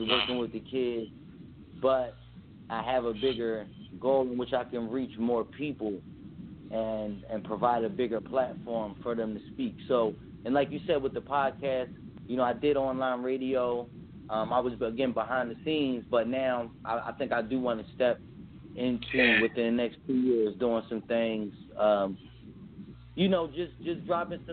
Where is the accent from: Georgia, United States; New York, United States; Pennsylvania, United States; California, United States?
Pennsylvania, United States; Philadelphia; moved away; I'm originally from Philadelphia